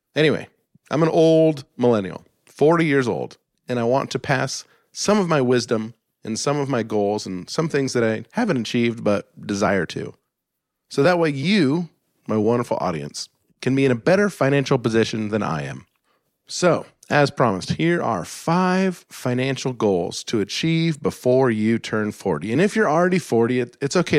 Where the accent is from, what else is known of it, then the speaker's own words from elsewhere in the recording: Alaska, United States; where I grew up in Alaska in the snow